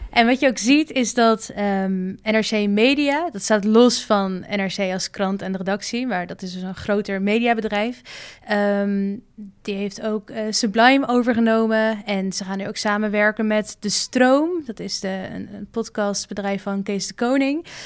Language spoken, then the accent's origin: Dutch; Amsterdam, North Holland, Netherlands; moved away as an adult; now in Rotterdam, Netherlands; ik kom uit Amsterdam. En, maar ik woon in Rotterdam